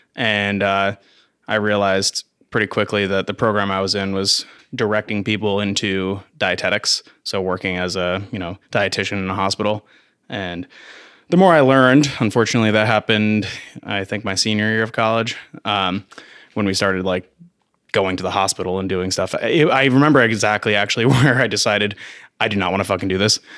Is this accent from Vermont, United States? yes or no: yes; Vermont, United States; also born or lived in Carthage, New York / Plattsburgh, New York; I was born in upstate New York, central New York area, Carthage. Um, and I lived in New York with my family for, like, a month and then moved to Vermont. So I'm technically not from Vermont, but, I mean, it's as close as you can get